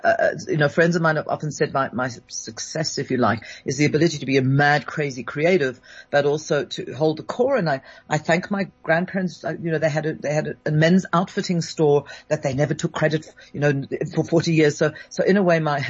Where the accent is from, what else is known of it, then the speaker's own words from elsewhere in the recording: London, United Kingdom; I was born in London and raised in London